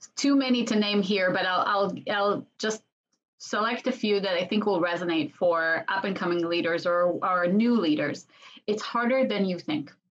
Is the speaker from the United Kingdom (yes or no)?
no; Israel; I was born and raised in Israel